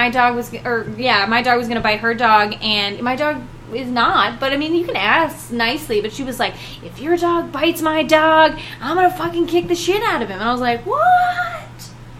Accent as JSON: {"language": "English", "region": "the South", "country": "United States", "tie": "born or raised there", "moved": "yes", "lives_now": "Las Vegas, United States", "said": "I grew up in the South, so it's like I have this, like, sort of, like, charm, be always nice."}